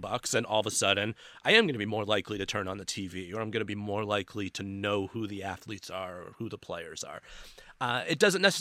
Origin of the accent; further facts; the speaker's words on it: United States; people can tell from the accent, I'm from America